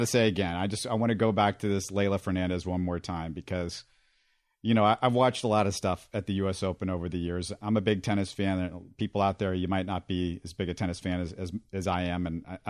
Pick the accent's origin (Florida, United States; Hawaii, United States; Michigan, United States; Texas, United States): Texas, United States; Houston; also born or lived in Missouri; I'm not an alum, but I grew up in Houston.